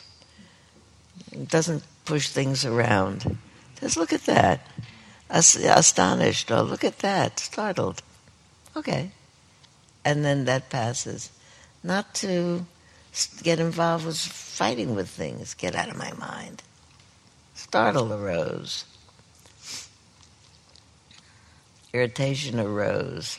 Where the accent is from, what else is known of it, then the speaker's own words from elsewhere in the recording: New York City, New York, United States; moved away; I grew up there